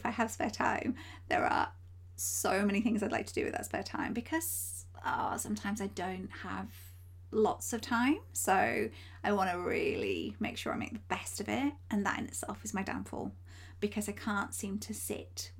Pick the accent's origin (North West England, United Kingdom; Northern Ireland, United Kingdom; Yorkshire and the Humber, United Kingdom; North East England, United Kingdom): Yorkshire and the Humber, United Kingdom; I come from Yorkshire. You probably can hear it in my accent